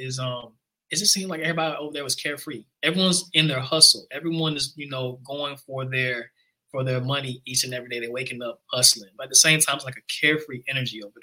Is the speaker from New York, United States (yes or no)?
no; Memphis, Tennessee, United States; moved away; also born or lived in New Orleans; I'm a Nigerian rap artist from the great city of Memphis